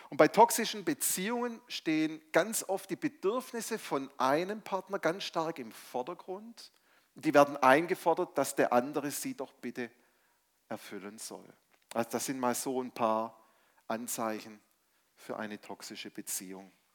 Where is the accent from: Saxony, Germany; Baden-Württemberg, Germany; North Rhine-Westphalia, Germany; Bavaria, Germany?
Baden-Württemberg, Germany; Stuttgart; also born or lived in Mainz; ich komme ursprünglich aus Stuttgart, bin wieder nach Stuttgart zurückgezogen